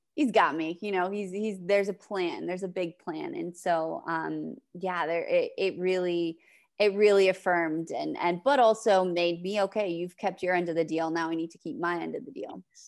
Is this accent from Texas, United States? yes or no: no; New Hampshire, United States; I'm from the East Coast in New Hampshire